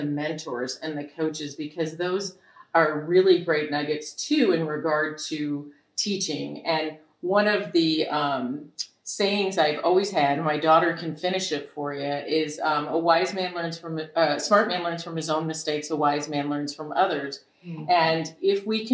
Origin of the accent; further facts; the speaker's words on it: Michigan, United States; I was raised in Michigan